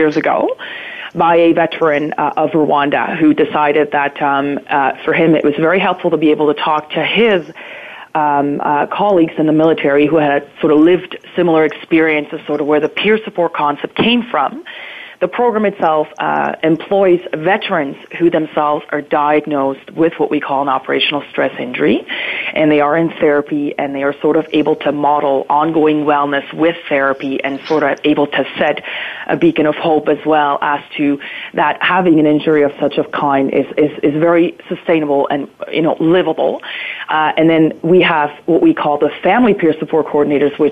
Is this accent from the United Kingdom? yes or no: no; near Bern, Switzerland; moved away as an adult; now in Ontario, Canada; I was born and raised in Switzerland in a very small town just outside of the capital of Bern.